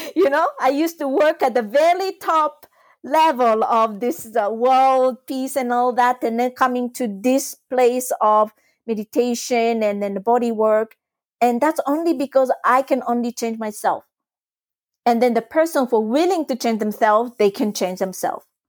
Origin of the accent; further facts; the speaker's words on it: Japan; first language Japanese; English is a second language; moved away as an adult; I was brought up in Japan, it's my first language, but I wasn't exposed to Japanese adult culture because I left Japan when I was eighteen